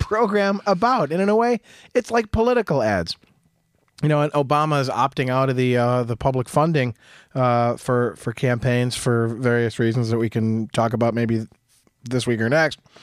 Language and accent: English; Jackson, Michigan, United States; growing up in Jackson